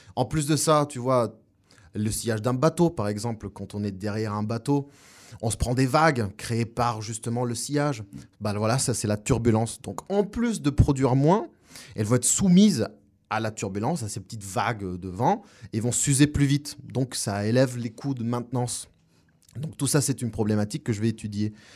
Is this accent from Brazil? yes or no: no; La Paz, Bolivia; French is a second language; moved away as an adult; also born or lived in Montpellier, France; now in Orléans, France; Je viens de Bolivie d'origine, ça fait 8 ans que je suis en France et je suis né à La Paz, Bolivie